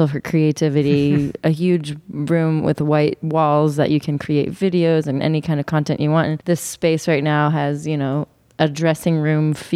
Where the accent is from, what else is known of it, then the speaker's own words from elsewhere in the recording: Austin, Texas, United States; moved away as an adult; also born or lived in Brooklyn; now in Nashville, United States; I'm from Austin, Texas